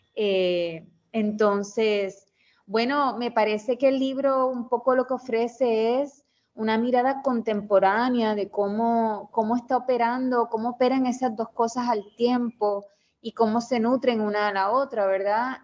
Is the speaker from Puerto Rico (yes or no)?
yes; Mayagüez, Puerto Rico; soy de Mayagüez, Puerto Rico, eh, me crié allá